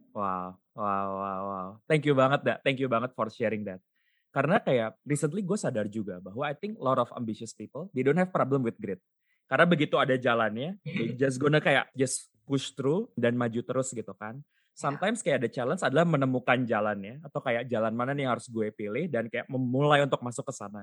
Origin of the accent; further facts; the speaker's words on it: Bandung, West Java, Indonesia; Gue kan lahir dan besar di Bandung